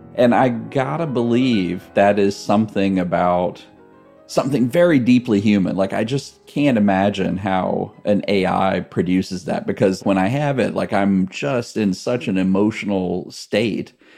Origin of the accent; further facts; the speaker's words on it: Gladys, Virginia, United States; I grew up in rural central Virginia in this town called Gladys